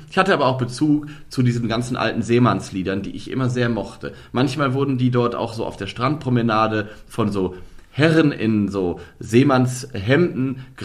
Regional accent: Lower Saxony, Germany; ich komme ja gebürtig aus dem Norden. Das ist also Niedersachsen. Das ist jetzt natürlich nicht der echte Norden.

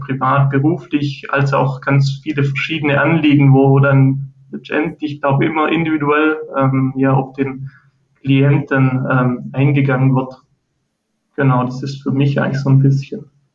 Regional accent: near Ulm, Baden-Württemberg, Germany; bin auch aus Baden-Württemberg in der Nähe von ähm, Ulm

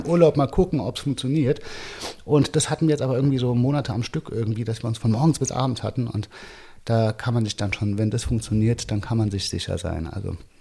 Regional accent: Frankfurt, Hesse, Germany; moved away as an adult; now in Lisbon, Portugal; Frankfurt ist halt doch meine Heimatstadt.

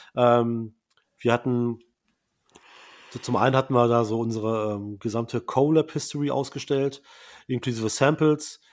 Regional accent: Braunschweig, Lower Saxony, Germany; Braunschweig, wo ich herkomme

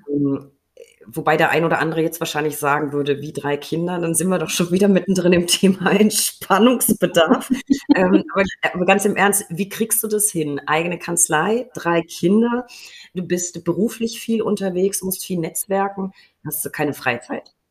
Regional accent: Würzburg, Bavaria, Germany; in meiner Heimat Würzburg

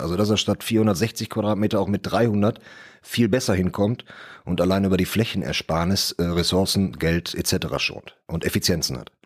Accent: Bottrop, North Rhine-Westphalia, Germany; Ich komme aus Bottrop, bin also bin auch hier geboren, komme also aus der Region

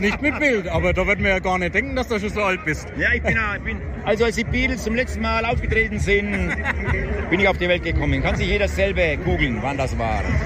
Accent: Lichtenfels district, Bavaria, Germany; Ich bin selbst aus dem Landkreis Lichtenfels

